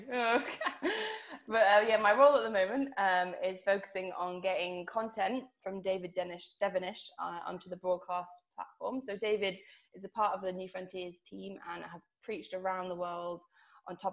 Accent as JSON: {"language": "English", "country": "Guernsey", "said": "I'm originally from Guernsey, a little island."}